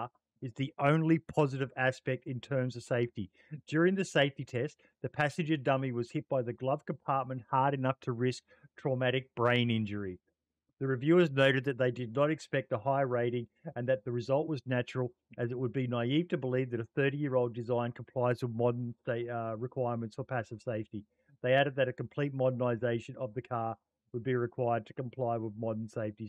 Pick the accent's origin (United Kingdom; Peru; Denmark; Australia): Australia; as an Australian